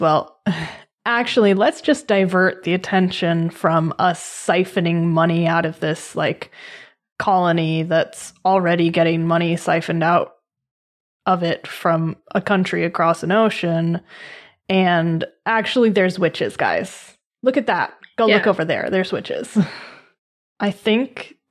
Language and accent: English; Boston, Massachusetts, United States; I grew up in Massachusetts. I was born in Boston, which is right outside of Salem